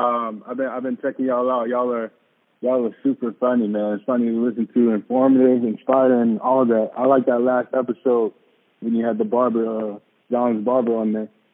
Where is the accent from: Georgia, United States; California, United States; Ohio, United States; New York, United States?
Georgia, United States; Atlanta; also born or lived in Philadelphia; I'm from Atlanta.